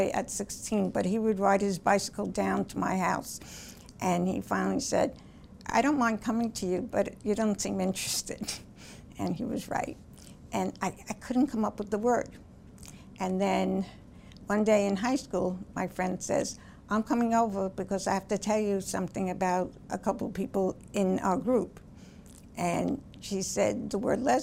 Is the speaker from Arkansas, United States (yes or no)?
no; Bellmore, New York, United States; I grew up on Long Island in Belmore, which is on the South Shore